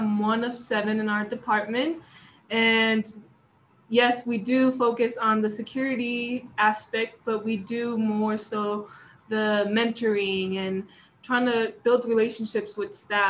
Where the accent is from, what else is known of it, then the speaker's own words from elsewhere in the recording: Chihuahua, Mexico; also born or lived in Colorado, United States; now in United States; I was born and raised in Mexico. Chihuahua is the state. It's right at the edge of El Paso, Texas.